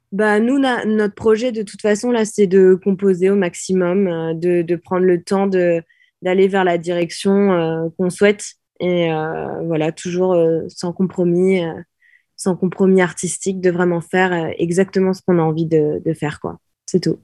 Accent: Normandy, France; en tant que Normande

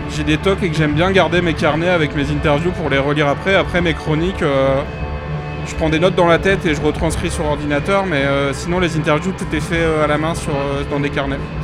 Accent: north of France, France; je viens du nord de la France

